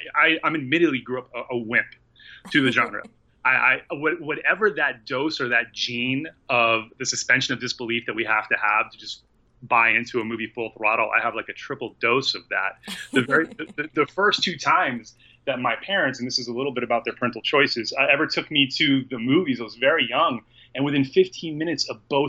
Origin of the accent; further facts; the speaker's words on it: Southeast United States, United States; I'm from the Southeast United States